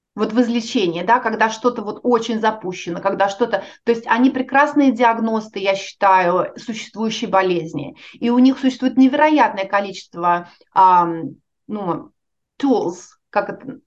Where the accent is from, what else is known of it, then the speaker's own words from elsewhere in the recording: Russia; moved away as an adult; now in United States; я уехала из России